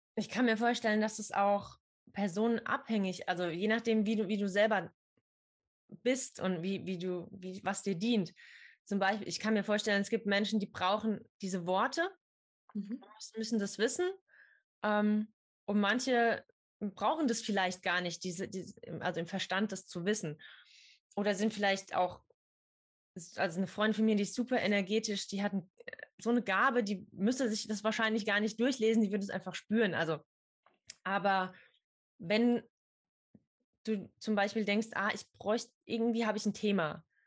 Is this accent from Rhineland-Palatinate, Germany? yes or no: yes; near Idar-Oberstein, Rhineland-Palatinate, Germany; ich komme aus der Nähe von Ida Oberstein